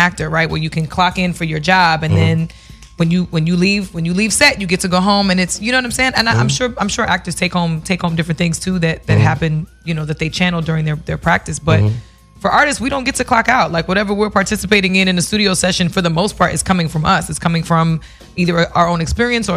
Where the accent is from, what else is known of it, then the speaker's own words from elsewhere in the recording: New York City, New York, United States; I grew up in New York City.